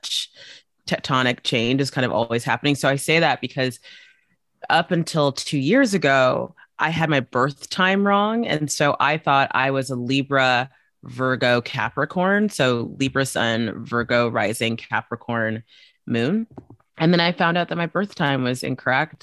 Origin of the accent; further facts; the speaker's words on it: South Africa; moved away; I grew up for a good chunk of my life in South Africa